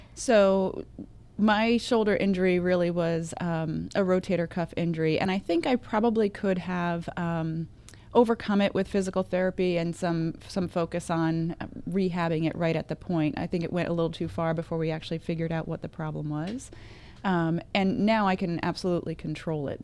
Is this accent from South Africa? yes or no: no; Vernon, New Jersey, United States; I grew up, um, in very northwest New Jersey, a town called Vernon, very small, very rural